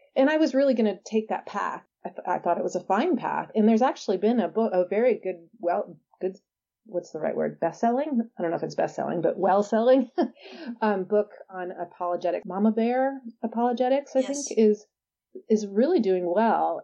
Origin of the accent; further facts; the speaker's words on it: San Diego, California, United States; I'm from San Diego